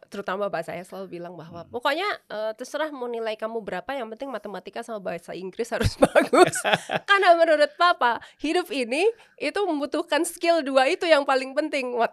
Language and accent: Indonesian; Jakarta, Indonesia; born there; Saya uh, saya lahir di Jakarta